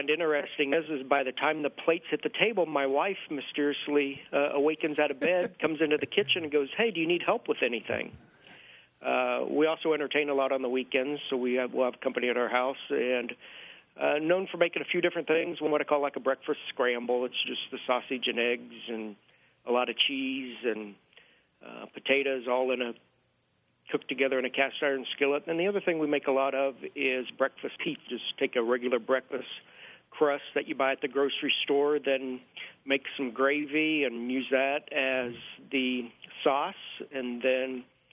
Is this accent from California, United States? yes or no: no; north central Kansas, United States; I grew up in a real small little farming community in north central Kansas